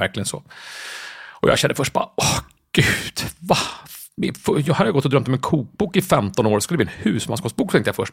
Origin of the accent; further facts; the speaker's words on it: Jakobsberg, Stockholm County, Sweden; also born or lived in Södermalm, Stockholm; jag är uppväxt och gått i skolan i Jakobsberg, så jag är mm. uppvuxen i Jakobsberg